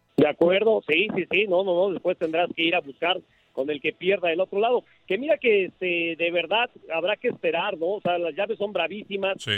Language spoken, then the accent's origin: Spanish; Mexico; soy mexicano